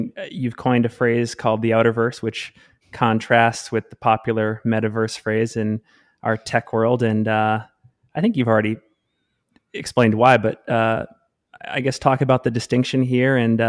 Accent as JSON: {"language": "English", "town": "Salt Lake City", "region": "Utah", "country": "United States", "tie": "born or raised there", "said": "I'm looking at Alta outside in my hometown of Salt Lake City."}